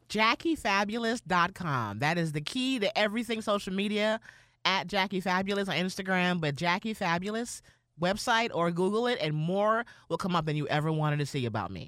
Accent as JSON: {"language": "English", "region": "New York", "country": "United States", "said": "I'm not from Atlanta, I'm from New York"}